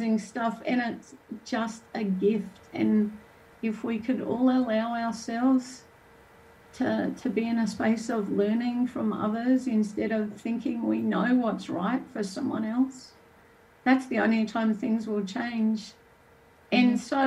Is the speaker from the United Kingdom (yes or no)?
no; Australia; moved away; also born or lived in New Zealand; I'm Australian